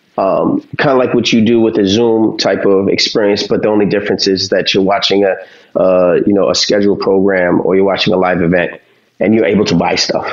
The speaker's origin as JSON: {"language": "English", "town": "New York City", "region": "New York", "country": "United States", "said": "We're from Harlem"}